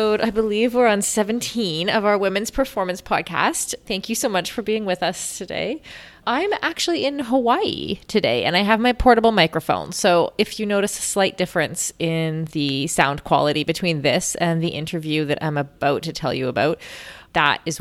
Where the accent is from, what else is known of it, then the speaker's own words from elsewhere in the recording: Canada; as a Canadian